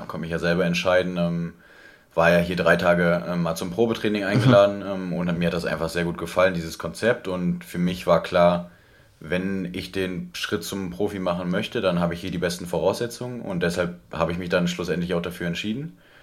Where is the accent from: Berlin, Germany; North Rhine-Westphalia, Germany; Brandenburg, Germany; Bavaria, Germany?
North Rhine-Westphalia, Germany; Marienheide; also born or lived in Gummersbach; gebürtig, also geboren im Krankenhaus in Gummersbach, ähm, mhm. aufgewachsen dann aber in Marienheide